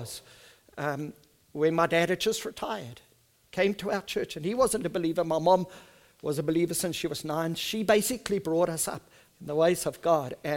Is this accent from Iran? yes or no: no; South Africa; first language Afrikaans; English is a second language; I'm an Afrikaans person